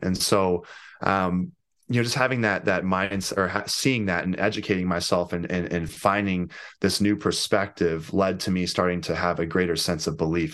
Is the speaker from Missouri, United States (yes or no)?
yes; St. Louis, Missouri, United States; I'm from Saint Louis